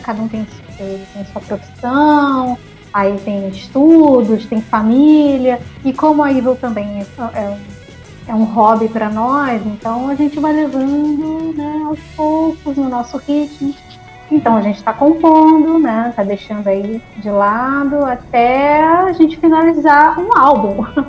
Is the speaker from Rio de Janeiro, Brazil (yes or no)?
yes; Rio de Janeiro, Brazil; nós somos cariocas